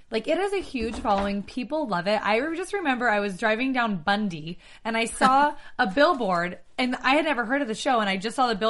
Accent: Las Vegas, Nevada, United States; moved away; I grew up in Vegas.

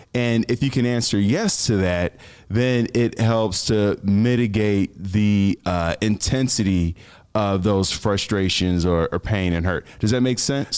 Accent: Chicago, Illinois, United States; I'm from Chicago

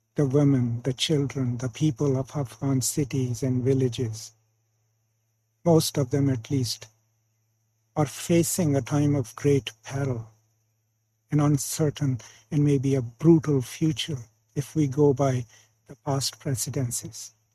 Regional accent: Pakistan; moved away; I'm from Pakistan originally

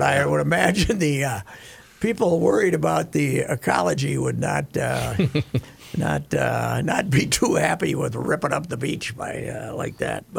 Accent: Minnesota, United States; I was from Minnesota when I was in Australia.

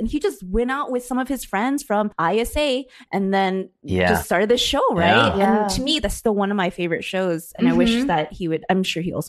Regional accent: SoCal, California, United States; me and Regina grew up in a really populated Asian community.

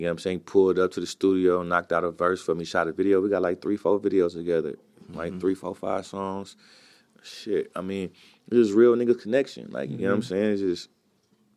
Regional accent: Oakland, California, United States; growing up in East Oakland

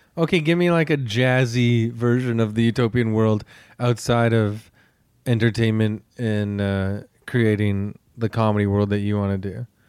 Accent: Canada

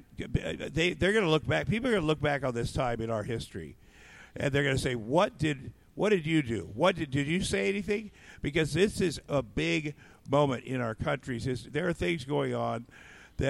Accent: Iowa, United States; moved away; also born or lived in Minneapolis / Los Angeles; I grew up in Iowa on a farm

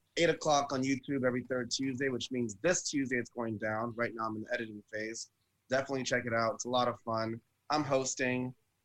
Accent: Florida, United States; I'm from Florida.

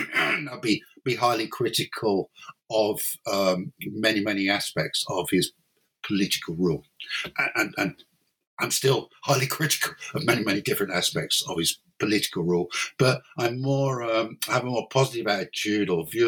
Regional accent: London, United Kingdom; moved away as an adult; now in Cork, Ireland; but originally, I'm not Irish. Originally, I'm English or British. I'm from London, basically. And then in 1992, I moved to Ireland to take up an academic post at University College Cork, and I've been here ever since.

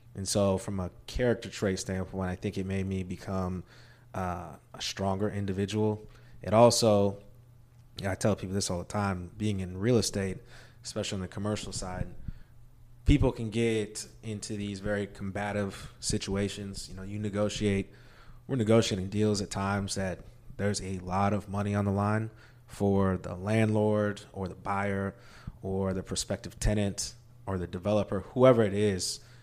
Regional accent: Maryville, Missouri, United States; I, uh, actually grew up in Maryville, Missouri, small town, rural Missouri

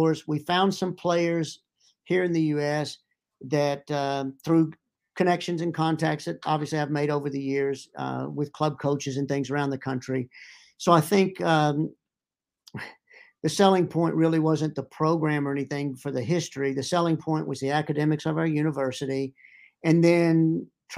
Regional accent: Irving, Texas, United States; moved away as an adult; now in Pittsburgh, United States; But I grew up in Irving, Texas

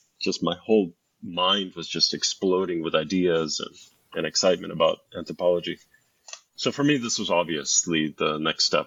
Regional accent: United States; also born or lived in Scotland; I'm originally from the United States

